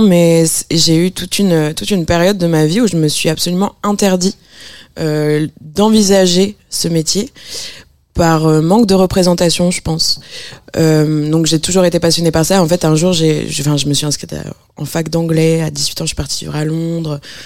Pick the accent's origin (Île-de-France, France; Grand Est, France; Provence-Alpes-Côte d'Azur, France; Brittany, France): Grand Est, France; Strasbourg; je viens de Strasbourg.